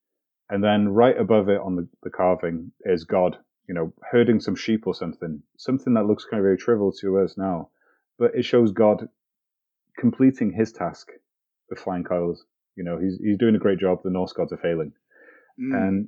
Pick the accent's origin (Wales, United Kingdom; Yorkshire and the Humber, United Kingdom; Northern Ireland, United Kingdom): Wales, United Kingdom; Llandudno; I grew up on the Great Orme in North Wales